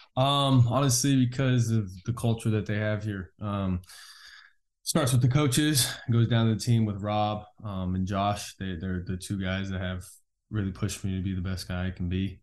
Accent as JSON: {"language": "English", "region": "California", "country": "United States", "tie": "born or raised there", "moved": "as an adult", "lives_now": "Oklahoma, United States", "said": "where I grew up in California"}